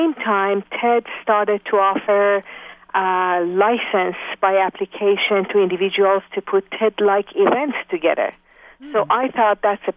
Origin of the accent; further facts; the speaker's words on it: Iran; moved away as an adult; also born or lived in France / Japan; now in Bay Area, United States; I was born in Iran, in university, studying mechanical engineering when the revolution started.